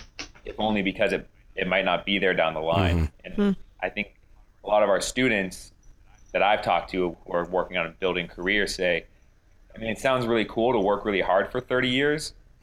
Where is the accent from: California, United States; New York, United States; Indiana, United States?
California, United States; I am from California